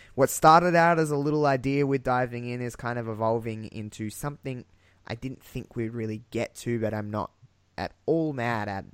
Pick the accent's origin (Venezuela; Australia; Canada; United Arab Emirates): Australia; Adelaide, South Australia; I'm from Adelaide